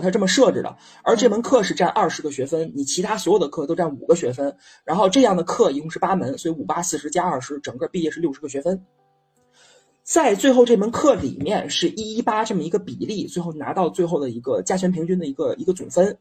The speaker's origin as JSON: {"language": "Chinese", "country": "China", "said": "像我这种传统的中国老男人"}